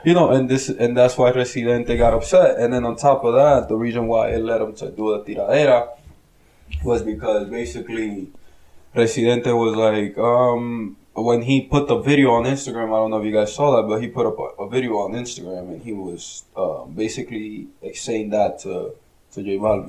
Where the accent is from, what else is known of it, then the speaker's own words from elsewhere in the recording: New Jersey, United States; we're from Jersey